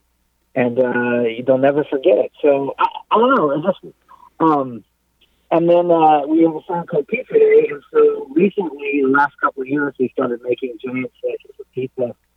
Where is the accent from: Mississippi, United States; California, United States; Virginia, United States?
California, United States; Southern; As we say in Southern California